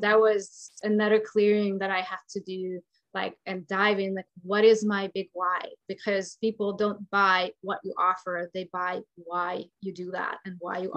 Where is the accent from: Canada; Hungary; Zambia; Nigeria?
Hungary; now in United States; I'm from Hungary